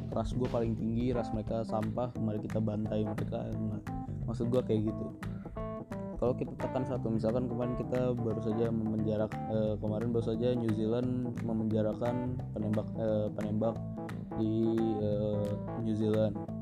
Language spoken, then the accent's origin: Indonesian; Indonesia; gua juga orang Indonesia dan kita lahir di Indonesia dan kita tinggal di Indonesia